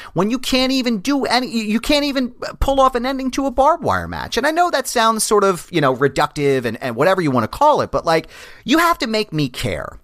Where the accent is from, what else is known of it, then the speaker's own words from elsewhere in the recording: Philadelphia, Pennsylvania, United States; I grew up in Philly